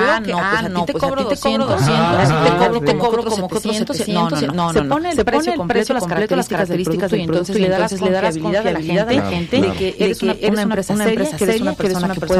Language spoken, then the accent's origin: Spanish; Chalchicomula de Sesma, Puebla, Mexico; now in Cholula, Mexico; de mi tierra, por cierto, por cierto, toda la gente que nos escuchando, escuchando de Chachicomula